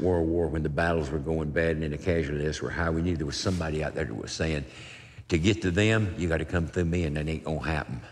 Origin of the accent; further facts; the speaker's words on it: Wilmington, North Carolina, United States; I'm from Wilmington, North Carolina. It's a, it's a seaport town